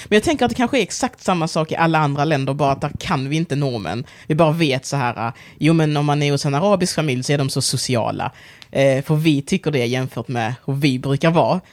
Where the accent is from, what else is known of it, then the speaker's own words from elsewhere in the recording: Sweden; also born or lived in Angola; kulturellt sett så är jag ju svensk. Jag är uppvuxen i Sverige